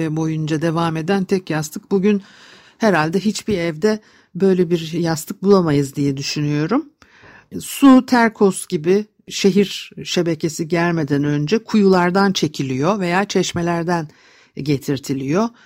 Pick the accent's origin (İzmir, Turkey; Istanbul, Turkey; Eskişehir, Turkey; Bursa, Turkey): Istanbul, Turkey; çocukluğum etilerde geçti.